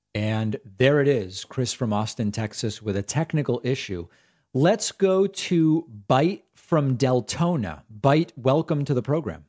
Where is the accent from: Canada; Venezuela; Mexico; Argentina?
Argentina; I'm Jewish. I'm from Argentina.